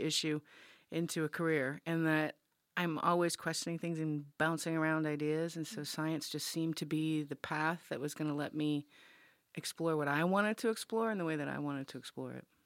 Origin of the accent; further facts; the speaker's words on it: Rhode Island, United States; I grew up in Rhode Island, and, and the Narragansett Reservation right next to University of Rhode Island.